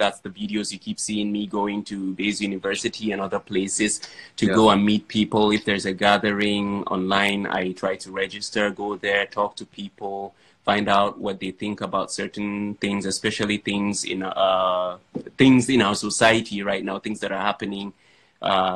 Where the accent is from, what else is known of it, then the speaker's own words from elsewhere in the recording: Yola, Adamawa, Nigeria; I am from Adamawa State, Yola to be precise, which means I'm a Fulani boy